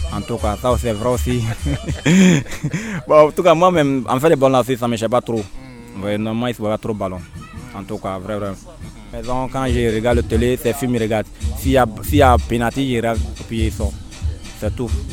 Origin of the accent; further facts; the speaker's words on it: Côte d’Ivoire; mes parents viennent de Mali, moi je viens de Côte d'Ivoire